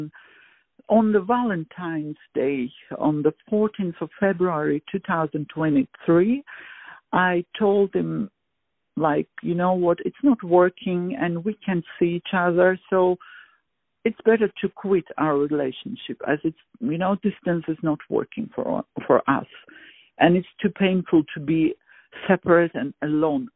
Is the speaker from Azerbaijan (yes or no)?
yes; Baku, Azerbaijan; moved away as an adult; now in The Hague, Netherlands; I was born in Baku, Azerbaijan. And at the age of 5, I start liking music, having interest in it at the kindergarten